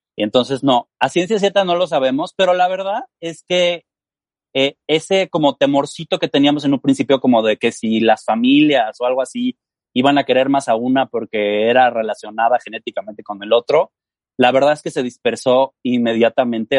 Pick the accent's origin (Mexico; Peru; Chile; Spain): Mexico; yo soy mexicano